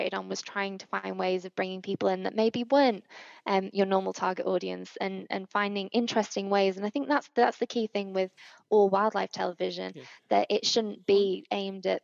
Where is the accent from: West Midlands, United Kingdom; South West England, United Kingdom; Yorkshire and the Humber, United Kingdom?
Yorkshire and the Humber, United Kingdom; Wakefield; moved away as an adult; also born or lived in Cornwall; my hometown of Wakefield